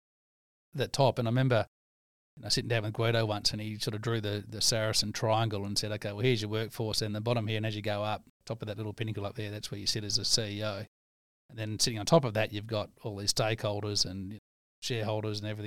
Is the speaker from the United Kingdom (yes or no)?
no; Leonora, Western Australia, Australia; also born or lived in Menzies; I grew up in Leonora Menzies as a kid.